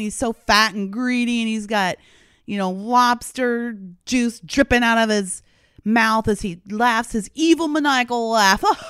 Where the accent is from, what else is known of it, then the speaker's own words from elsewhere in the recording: Canada; now in United States; I'm a Canadian by birth, so Canada's a Commonwealth country